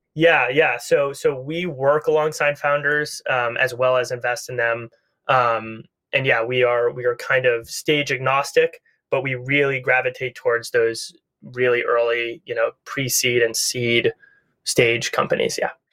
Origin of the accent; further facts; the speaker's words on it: Needham, Massachusetts, United States; now in Los Angeles, United States; I'm from Massachusetts originally. I grew up in a suburb of Boston called Needham